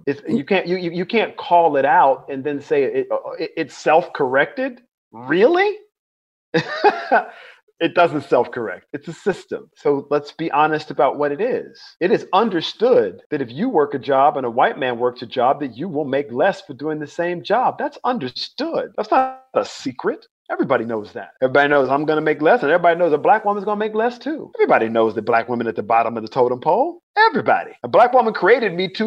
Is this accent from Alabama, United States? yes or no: yes; Mobile, Alabama, United States; now in North Carolina, United States; I was born in Mobile, Alabama. I grew up in the Deep South